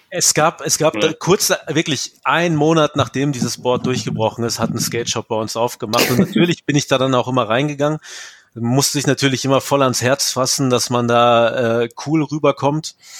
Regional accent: Ostwestfalen-Lippe, North Rhine-Westphalia, Germany; Aber Ostwestfalen-Lippe ist ja meine Heimat

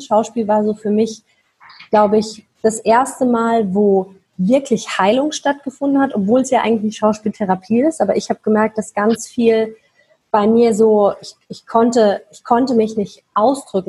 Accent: Mannheim, Baden-Württemberg, Germany; moved away; ich komme aus Mannheim, ja, für die, die das kennen, sitzt da unten im Süd, äh, Südwesten von Deutschland

